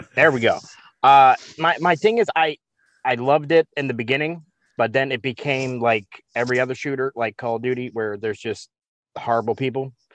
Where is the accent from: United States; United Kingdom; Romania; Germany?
United States; Baltimore, Maryland; I grew up in Baltimore